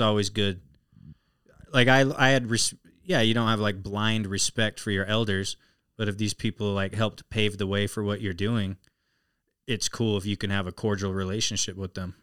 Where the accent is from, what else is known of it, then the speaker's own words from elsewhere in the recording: Salt Lake City, Utah, United States; born and raised in Salt Lake City, Utah.